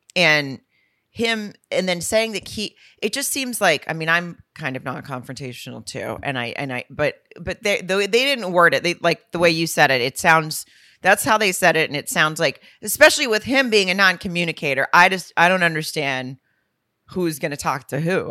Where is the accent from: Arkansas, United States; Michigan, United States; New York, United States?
Arkansas, United States; near Lowell; moved away; Lowell, Arkansas, which is right outside my hometown